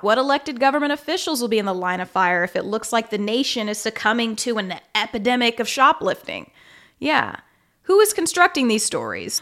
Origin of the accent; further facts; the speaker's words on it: Kansas City, Missouri, United States; moved away; also born or lived in Las Vegas, Nevada / Dallas; I grew up in Kansas City, Missouri, but also in Las Vegas, Nevada